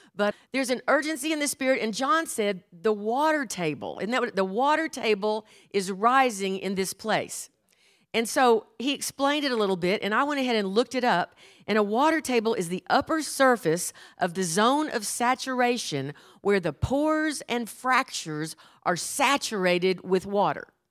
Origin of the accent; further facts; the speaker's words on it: Houston, Texas, United States; I was brought up in Houston, Texas